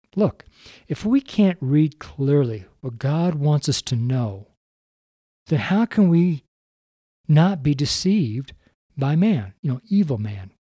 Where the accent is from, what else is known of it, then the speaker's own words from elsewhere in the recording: Reno, Nevada, United States; I'm from Reno